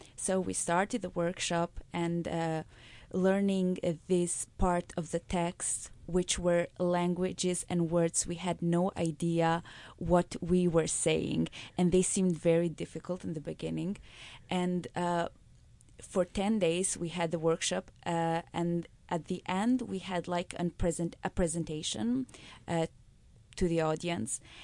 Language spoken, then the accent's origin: English; Kosovo; from Kosovo